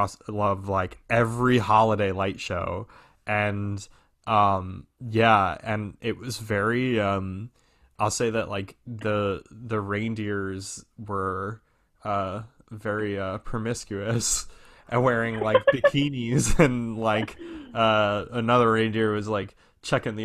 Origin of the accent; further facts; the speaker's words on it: Long Island, New York, United States; I'm from Long Island